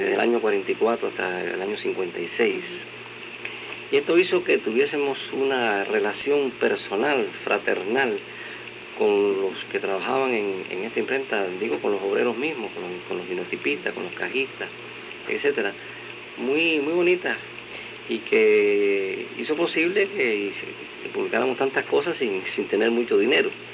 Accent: Matanzas, Cuba; yo eh, pasé mi infancia en Matanzas. En la ciudad de Matanzas

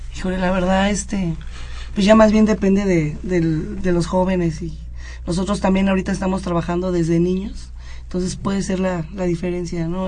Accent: Mexico City, Mexico; yo vengo de la Unidad Independencia, ahí lleva el judo más de 50 años

